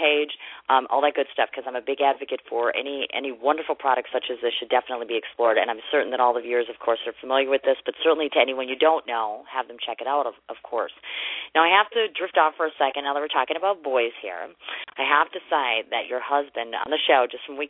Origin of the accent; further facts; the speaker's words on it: Wisconsin, United States; I'm a girl from Wisconsin.